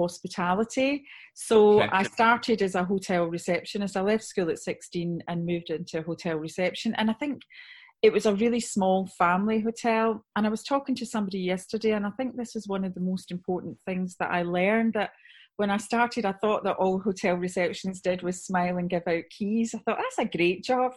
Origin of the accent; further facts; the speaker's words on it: Scotland, United Kingdom; accent: Scottish; moved away as an adult; also born or lived in Somerset; now in Wiltshire, United Kingdom; So as you can hear by the accent, I'm Scottish